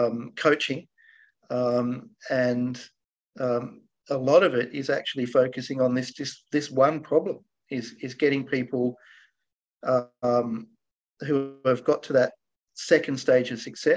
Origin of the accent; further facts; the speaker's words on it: Australia; So my parents are Scottish. They immigrated to Australia. I'm an Aussie. And they were small business owners. And I grew up going to school working in their businesses.